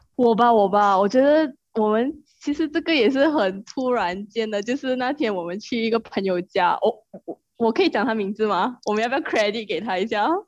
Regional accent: Ipoh, Perak, Malaysia; 我是来自怡保

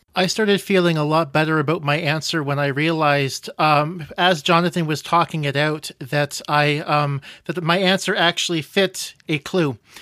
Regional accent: Canada; Being Canadian

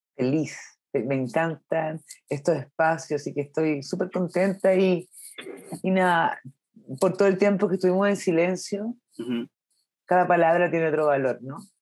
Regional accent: Curicó, Maule, Chile; moved away; Yo soy de Curicó, de región, donde no había cine, hasta el día de hoy no hay

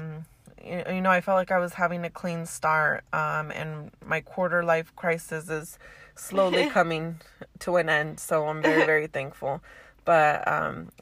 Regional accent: Oakland, California, United States; I was raised in Oakland.

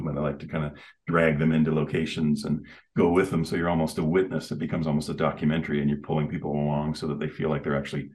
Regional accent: Canada; also born or lived in Calgary; I'm Canadian

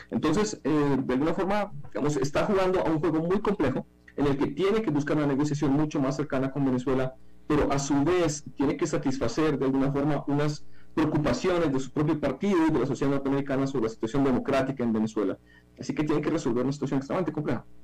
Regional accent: Ukraine; Como ucraniano creo que eso no tiene ningún sentido.

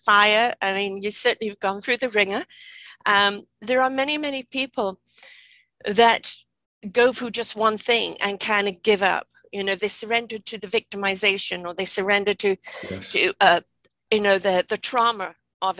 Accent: England, United Kingdom; I'm from England

